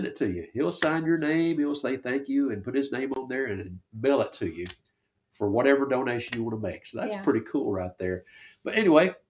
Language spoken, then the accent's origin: English; Texarkana, United States; I grew up around Texarkana.